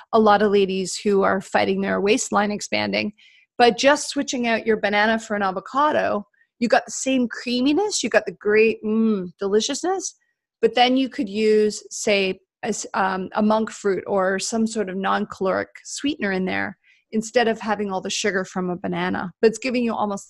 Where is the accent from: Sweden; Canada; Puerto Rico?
Canada; being Canadian